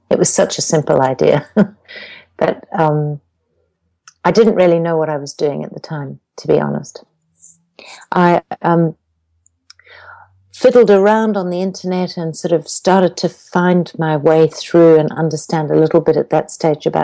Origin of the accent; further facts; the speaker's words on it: Zimbabwe; And I have an accent, which most people will pick, because I come from Zimbabwe